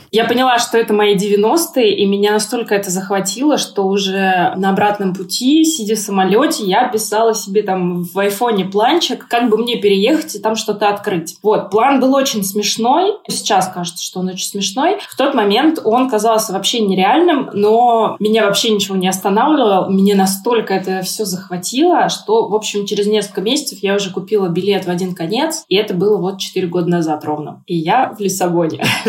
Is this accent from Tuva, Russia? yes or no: no; Nizhny Novgorod, Nizhny Novgorod Oblast, Russia; also born or lived in Moscow; now in Lisbon, Portugal; Я из Нижнего Новгорода, и в какой-то момент я переехала в Москву